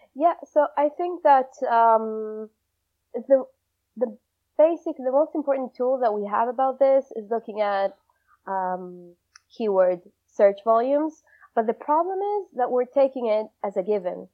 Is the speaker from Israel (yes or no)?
yes; Israel; moved away as an adult; also born or lived in Argentina; now in London, United Kingdom; I was born in Argentina, lived most of my life in Israel